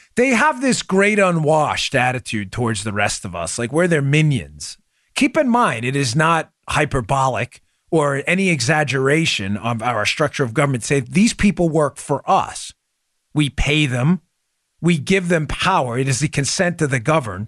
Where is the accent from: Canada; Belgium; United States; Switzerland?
United States; New York City, New York; moved away; I grew up in Queens, was a cop in Brooklyn